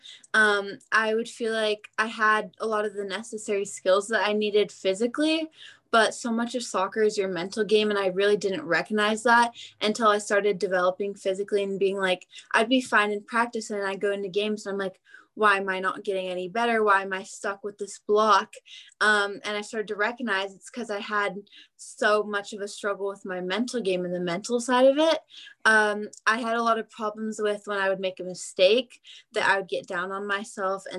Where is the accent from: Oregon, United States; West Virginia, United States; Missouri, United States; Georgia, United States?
Oregon, United States; Beaverton; I am from Beaverton, Oregon, which is just outside of Portland